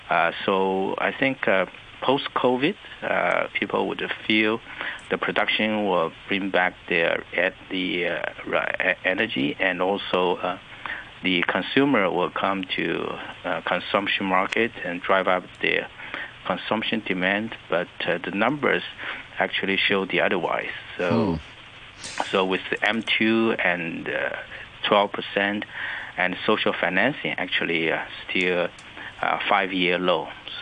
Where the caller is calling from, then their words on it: Shanghai, China; I'm speaking from the Huangpu River, the Bund.